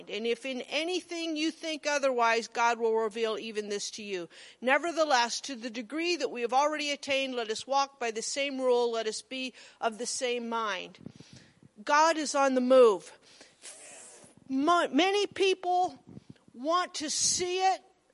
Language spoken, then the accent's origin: English; Monroe, Nebraska, United States; I was from Monroe